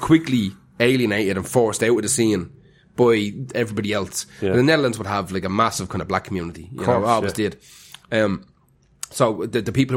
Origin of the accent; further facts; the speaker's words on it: Dublin, Leinster, Ireland; I'm from Cabra